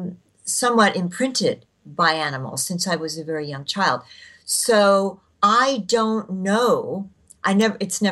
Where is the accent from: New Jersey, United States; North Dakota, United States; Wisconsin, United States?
New Jersey, United States; I grew up in New Jersey